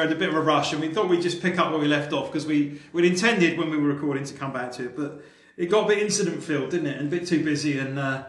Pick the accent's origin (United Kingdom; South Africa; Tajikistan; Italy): United Kingdom; Seaford, South East England; We are on the beach at Seaford, my hometown.